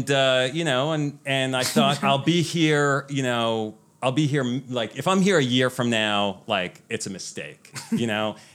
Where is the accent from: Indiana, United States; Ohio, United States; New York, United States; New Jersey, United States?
New York, United States; New York City; I was born here in New York. I'm a New York City boy. Never left my hometown.